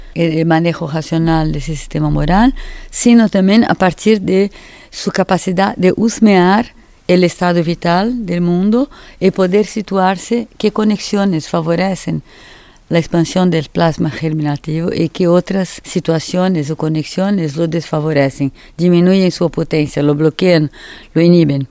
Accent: Brazil; Spanish is a second language; moved away as an adult; also born or lived in Paris, France; salí de Brasil en 70

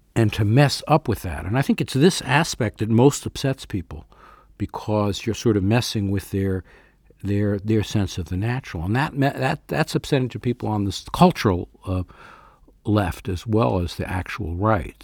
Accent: New York, United States; born or raised there

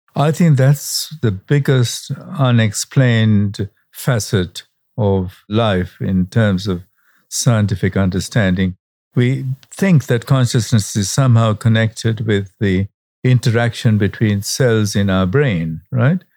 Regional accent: Colombo, Western Province, Sri Lanka; I was born in Sri Lanka and not far from Delhi, where you are, where the night sky at the time that I was growing up in the suburb of Colombo was really absolutely pristine

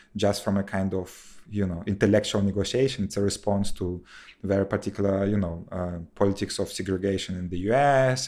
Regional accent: Kherson, Kherson Oblast, Ukraine; moved away; in my hometown in Kherson, you know, that is close to Crimea

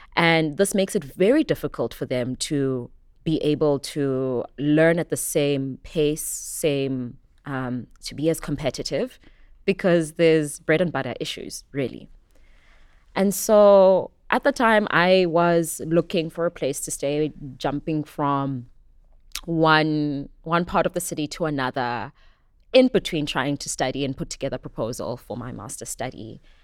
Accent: Johannesburg, Gauteng, South Africa; moved away as an adult; also born or lived in KwaZulu-Natal; now in Cape Town, South Africa; Born in KwaZulu Natal, brought up in Johannesburg, and have currently made Cape Town my home

